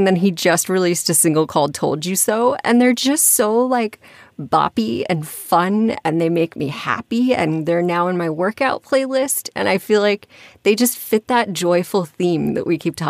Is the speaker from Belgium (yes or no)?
no; Scotland, United Kingdom; I'm from Scotland. So like anytime I hear a Scottish accent, my ears perk up.